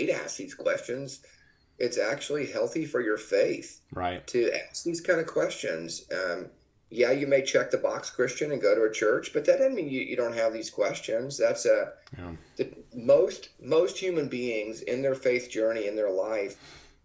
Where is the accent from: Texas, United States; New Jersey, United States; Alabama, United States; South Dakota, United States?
Texas, United States; Dallas; I grew up in the Texas area, Dallas area in Texas